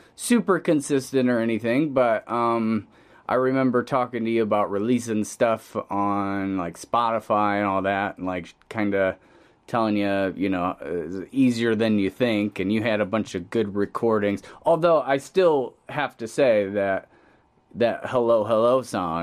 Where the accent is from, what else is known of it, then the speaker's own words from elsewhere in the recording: Pontiac, Illinois, United States; we're both Pontiac, Illinois natives